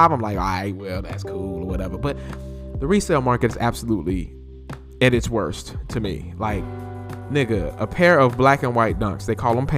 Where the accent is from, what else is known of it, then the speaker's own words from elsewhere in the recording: North Carolina, United States; I'm from North Carolina